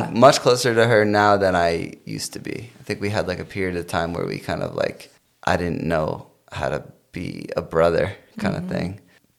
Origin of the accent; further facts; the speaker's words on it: Chicago, Illinois, United States; But I came from Chicago, so I feel like Chicago like got me like prepped, you know?